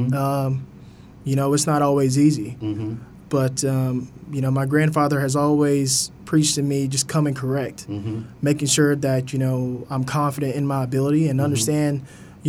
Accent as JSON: {"language": "English", "area": "the Triad", "region": "North Carolina", "country": "United States", "tie": "born or raised there", "said": "born and raised in the Triad, you know, so working for the city, it means a lot that I can, you know, really give back. You know, High Point, Greensboro, Winston-Salem, they really raised me."}